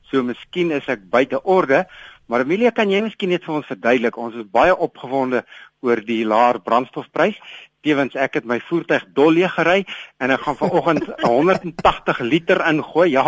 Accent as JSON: {"language": "Afrikaans", "country": "South Africa", "also_born_or_lived": "Pretoria", "said": "vir ons as Suid-Afrikaners"}